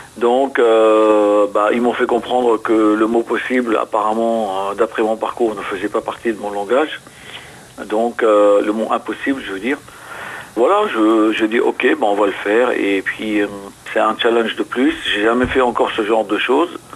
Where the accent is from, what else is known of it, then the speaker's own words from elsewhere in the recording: Lebanon; moved away as an adult; also born or lived in Beirut; now in France; je suis né au Liban où euh, j'ai été blessé à l'âge de 18 ans par balle pendant la guerre et où je me suis engagé à l'âge de 15 ans